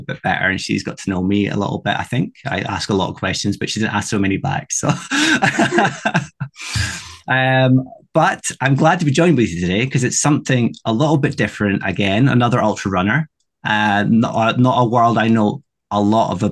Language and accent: English; Scotland, United Kingdom; Being Scottish